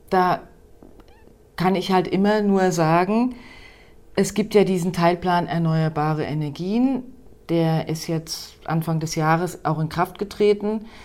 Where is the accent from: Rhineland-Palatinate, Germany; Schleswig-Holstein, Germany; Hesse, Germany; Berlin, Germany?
Hesse, Germany; ich bin halt auch im Rheingau aufgewachsen und liebe diese Landschaft